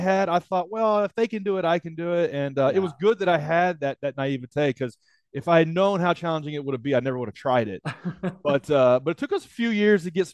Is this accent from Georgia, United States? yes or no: no; Nashville, Tennessee, United States; my hometown of Nashville, Tennessee